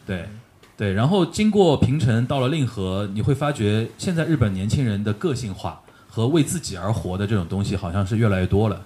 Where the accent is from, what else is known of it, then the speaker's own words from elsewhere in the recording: China; 我们中国年轻人